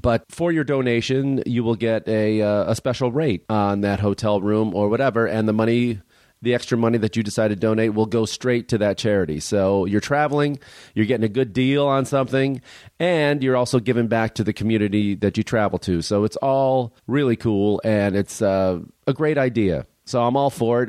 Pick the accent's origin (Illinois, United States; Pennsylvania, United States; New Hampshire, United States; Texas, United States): Illinois, United States; Chicago; where I grew up in Chicago